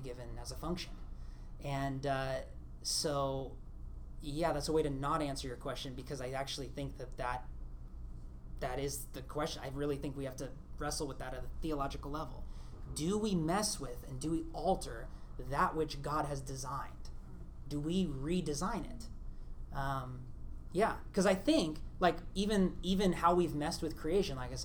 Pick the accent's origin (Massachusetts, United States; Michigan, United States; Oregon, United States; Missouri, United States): Oregon, United States; Portland; I'm from Portland